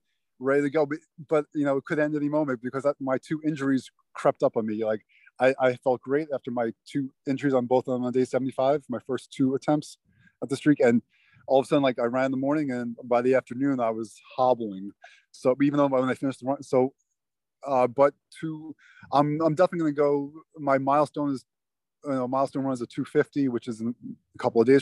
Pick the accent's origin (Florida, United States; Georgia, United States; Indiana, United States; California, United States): Florida, United States; Miami; I grew up in Miami